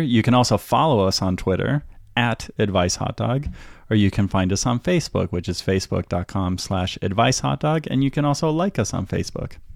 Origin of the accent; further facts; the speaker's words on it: United States; also born or lived in San Francisco; we as American citizens